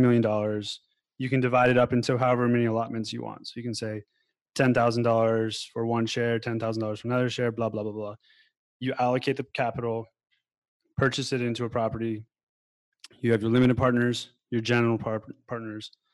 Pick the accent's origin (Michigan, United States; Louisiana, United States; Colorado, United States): Colorado, United States; Denver; born or raised there; now in Thailand